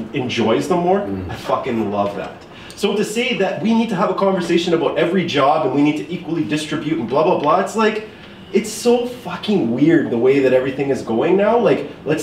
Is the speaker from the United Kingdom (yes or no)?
no; Canada; I was born and raised here in Canada